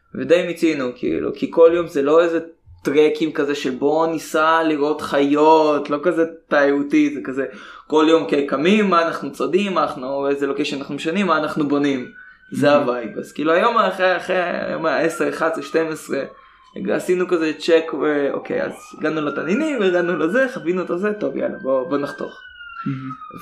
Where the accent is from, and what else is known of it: Israel